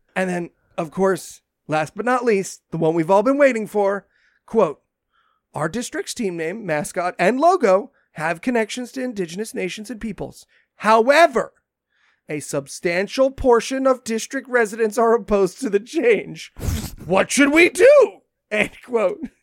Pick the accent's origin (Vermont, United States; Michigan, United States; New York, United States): New York, United States; Binghamton; my hometown of Binghamton